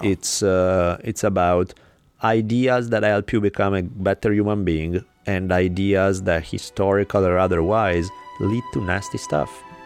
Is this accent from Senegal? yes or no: no; Italy; now in United States; Where I grew up in Italy